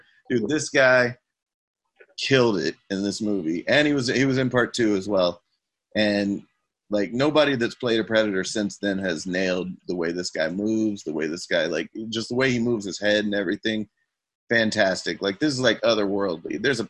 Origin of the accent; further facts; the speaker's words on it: Arkansas, United States; I'm from Arkansas